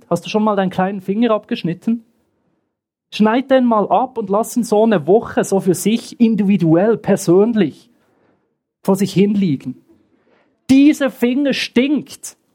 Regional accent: Bern, Switzerland; born there; Ich bin im Westen der Schweiz geboren, in Bern, und kam immer zu einer Freizeit in den Osten.

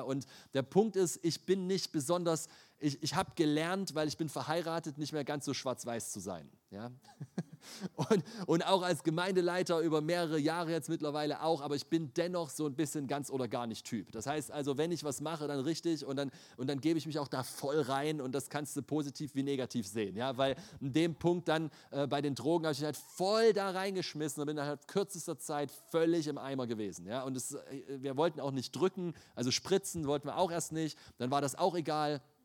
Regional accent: Leipzig, Saxony, Germany; Ich bin in Leipzig aufgewachsen

